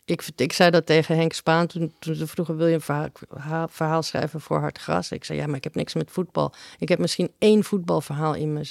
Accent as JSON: {"language": "Dutch", "country": "Uruguay", "said": "Ik kom uit Uruguay."}